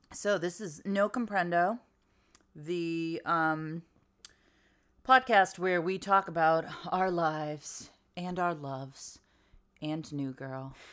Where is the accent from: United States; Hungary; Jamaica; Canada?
United States; I'm American